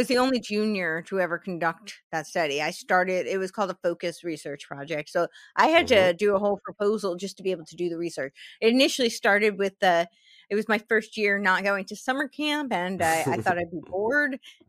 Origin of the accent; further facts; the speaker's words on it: New York, United States; I grew up right outside New York City, so it was, you know, right in New York City.